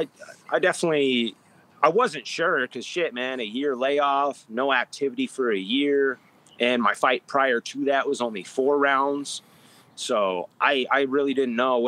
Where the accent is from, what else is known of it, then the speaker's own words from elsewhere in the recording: United States; as an American